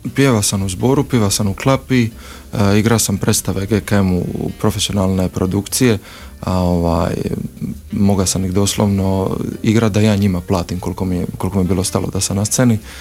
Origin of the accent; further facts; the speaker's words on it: Split, Split-Dalmatia County, Croatia; ja sam iz Splita